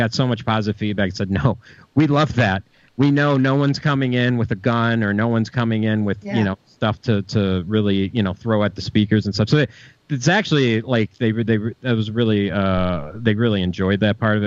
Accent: Chicago, Illinois, United States; now in Milwaukee, United States; I grew up in Chicago

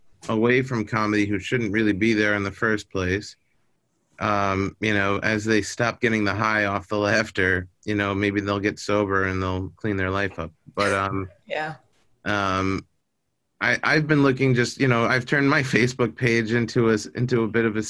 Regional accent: New York, United States; now in Los Angeles, United States; I was born in New York.

